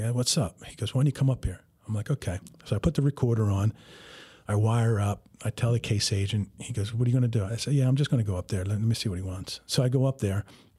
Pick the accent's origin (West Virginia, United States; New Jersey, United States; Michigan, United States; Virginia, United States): New Jersey, United States; I told him, you know, I told him I'm from North Jersey